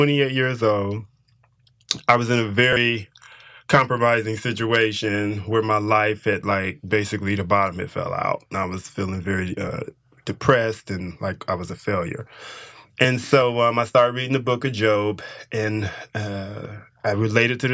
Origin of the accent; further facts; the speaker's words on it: Detroit, Michigan, United States; I grew up in Detroit during the time of when it was very prosperous